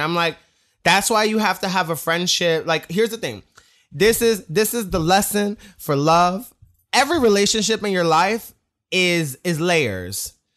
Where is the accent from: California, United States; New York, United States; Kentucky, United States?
New York, United States; growing up in New York in the, in the, the, the, the gay scene, it was, um, I was twelve years old